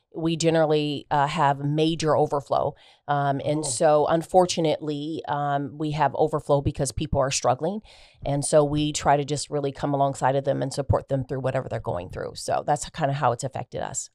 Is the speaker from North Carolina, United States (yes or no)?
no; Des Moines, Iowa, United States; also born or lived in Baltimore; I was um, actually born and raised in Des Moines, Iowa.